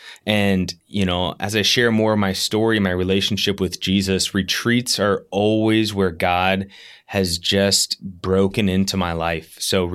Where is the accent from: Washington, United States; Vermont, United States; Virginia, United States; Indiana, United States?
Virginia, United States; Yorktown; I grew up in Yorktown, Virginia, and my family and I just moved here from Virginia Beach, which is about 40 minutes southeast of Yorktown, just three and a half weeks ago.